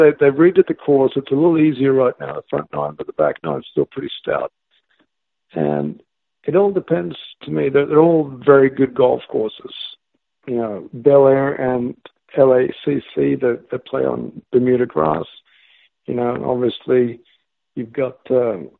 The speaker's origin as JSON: {"language": "English", "country": "Australia", "tie": "born or raised there", "said": "growing up in Australia"}